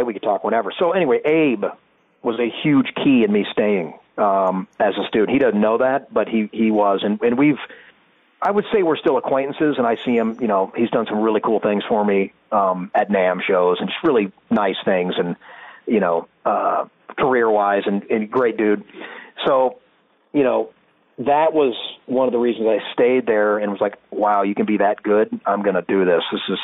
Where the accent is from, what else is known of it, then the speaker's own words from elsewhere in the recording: Sacramento, California, United States; moved away as an adult; also born or lived in Boston; I grew up in Sacramento